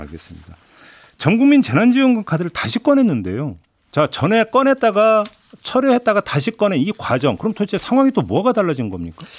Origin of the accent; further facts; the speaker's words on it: Chungcheong, South Korea; moved away; also born or lived in Seoul; 제가 충청도 출신인데